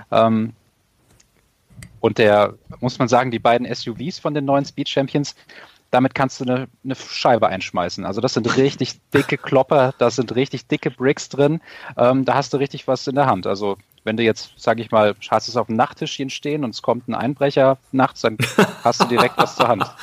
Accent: Hesse, Germany; ich als, äh, sage ich mal, als Hesse und hier im Frankfurter Gebiet wohnend ist das natürlich der Gag

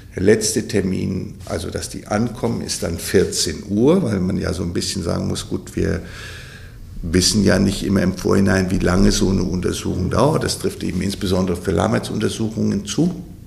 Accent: Bavaria, Germany; moved away; also born or lived in Westphalia; ich komme ja aus, aus Bayern, das ist jetzt nicht so Pferdeland wie hier in Westfalen

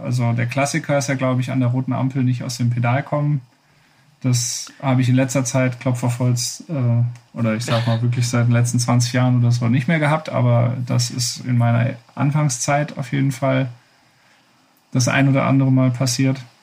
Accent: Wuppertal, North Rhine-Westphalia, Germany; meine Heimatstadt Wuppertal

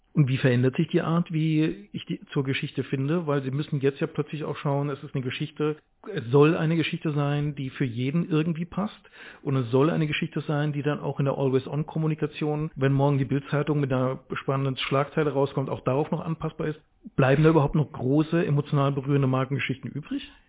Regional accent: Speyer, Rhineland-Palatinate, Germany

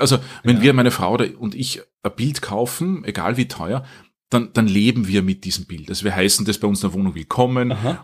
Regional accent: Wiener Neustadt, Lower Austria, Austria; also born or lived in Vienna; ich bin aufgewachsen in Wiener Neustadt, aber zum Menschen geworden in Wien

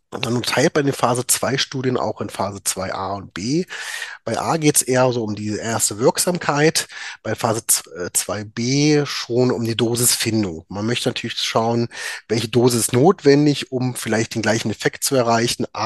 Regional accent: Magdeburg, Saxony-Anhalt, Germany; now in Düsseldorf, Germany; Äh, ich bin gebürtiger Magdeburger, habe dort auch äh, mein Medizinstudium absolviert

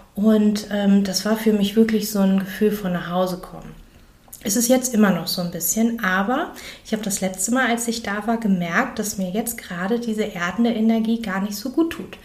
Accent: Germany; bei uns in Deutschland

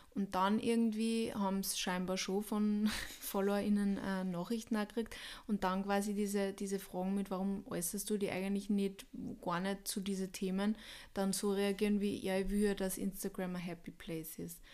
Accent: Austria; ich bin Österreicher

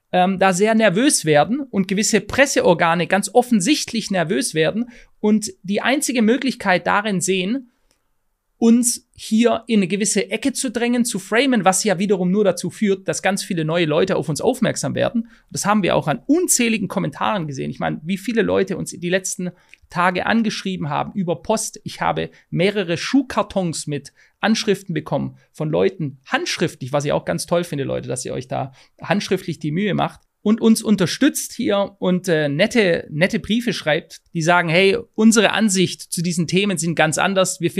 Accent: Poland; now in Germany; Nach 30 Jahren muss ich leider feststellen, dass das Land, das zu meiner Heimat geworden ist, sich in eine Richtung bewegt, die mich an Sozialismus, Meinungsmanipulation und all diese Dinge erinnert, die ich als junge Person im damaligen Polen erleben durfte.

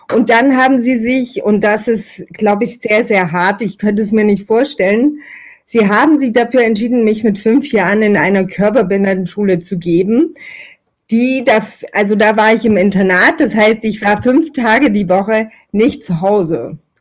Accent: Meerane, Saxony, Germany; Ich bin in Mirane geboren, das liegt quasi in Italien, tatsächlich aber in äh, Sachsen bei Chemnitz und Zwickau. Ich habe dort ähm, ja eine sehr sehr schöne Kindheit verbracht

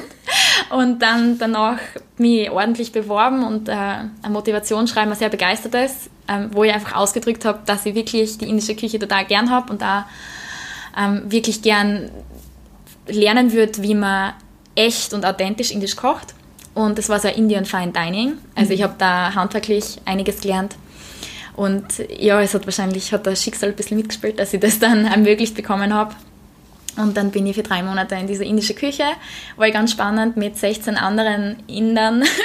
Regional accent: Austria; also born or lived in London; bei uns in Österreich

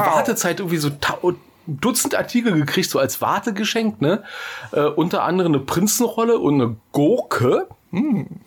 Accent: Berlin, Germany; moved away; ich war in meiner Heimatstadt, ja, in Berlin

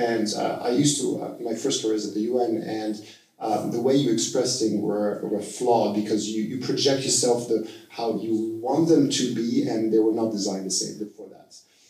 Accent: Switzerland; English is a second language; so I'm coming from Switzerland, where we have a strong democratic approach, which is very local.

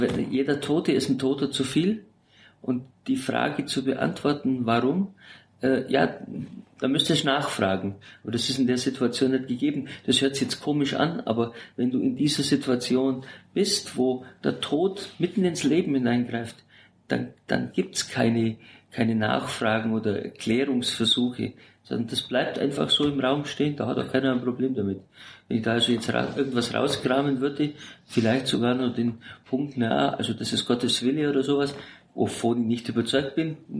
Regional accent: Augsburg, Bavaria, Germany; moved away as an adult; also born or lived in Sigmaringen; now in Berlin, Germany; gebürtig aus Augsburg

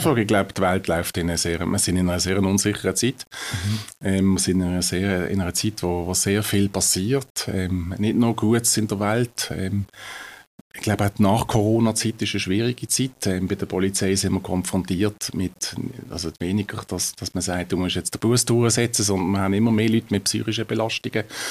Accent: Riehen, Basel-Stadt, Switzerland; Ich bin in Riechen aufgewachsen

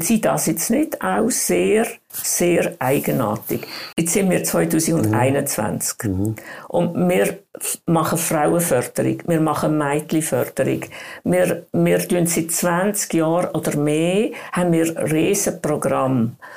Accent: Switzerland; bei uns in der Schweiz

